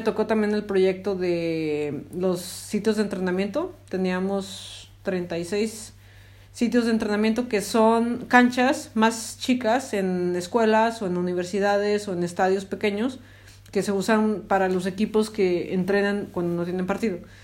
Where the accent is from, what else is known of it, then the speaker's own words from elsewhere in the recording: Zacatecas, Mexico; soy de Zacatecas